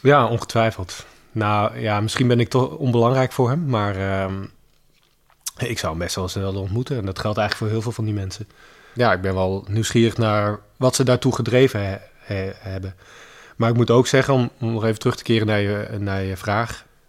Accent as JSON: {"language": "Dutch", "country": "Netherlands", "tie": "born or raised there", "said": "ik ben gewoon in Nederland geboren, ik ben bij mijn moeder opgegroeid. Dus ik voel mij Nederlands, ik praat niet eens Grieks."}